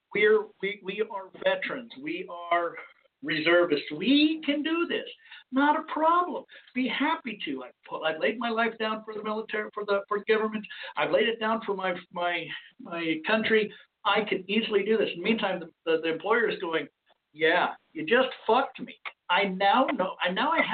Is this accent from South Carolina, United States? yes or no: no; Arizona, United States; moved away; my hometown area, state of Arizona